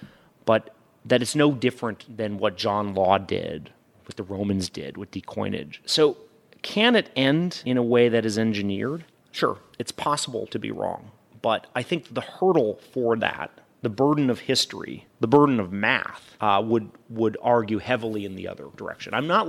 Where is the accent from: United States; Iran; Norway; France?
Norway; I'm from Norway, work for a Norwegian pension system. We're heavy into oil.